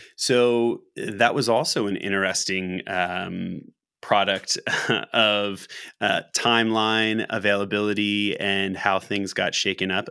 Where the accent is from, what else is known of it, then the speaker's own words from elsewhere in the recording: Philadelphia, Pennsylvania, United States; the city that we've all lived in, that we've grown up